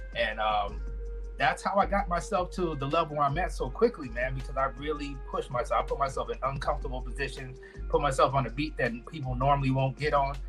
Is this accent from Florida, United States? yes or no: yes; Orlando, Florida, United States; moved away as an adult; also born or lived in St. Thomas, U.S. Virgin Islands; now in Las Vegas, United States; I moved into the States when I was about six years old, um, to Orlando, Florida